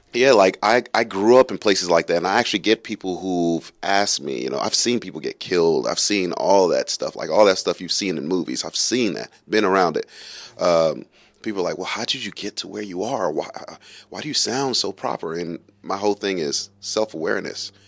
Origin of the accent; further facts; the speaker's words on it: New York City, New York, United States; moved away; also born or lived in Kentucky; I grew up in Brooklyn, New York. It's pretty rough. Um, I also grew up in some other places in Kentucky